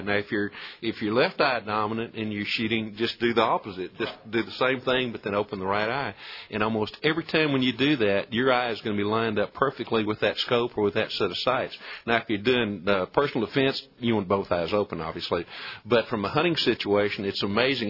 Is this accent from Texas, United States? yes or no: yes; Colorado County, Texas, United States; born or raised there